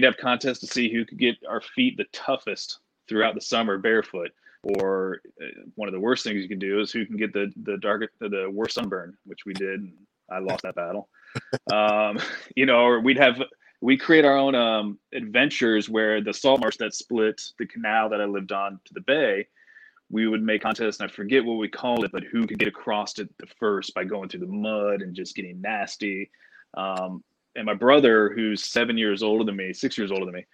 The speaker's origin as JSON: {"language": "English", "town": "Panama City", "region": "Florida", "country": "United States", "tie": "born or raised there", "said": "I grew up in Panama City, Florida, for the most part. We moved around a lot when I was very young, but we finally settled in Panama City when I was around 7, 8."}